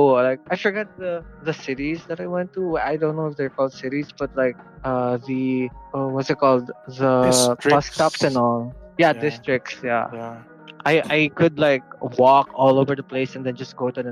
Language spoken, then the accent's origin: English; Dubai, United Arab Emirates; moved away; also born or lived in Philippines; Well, I was born in Dubai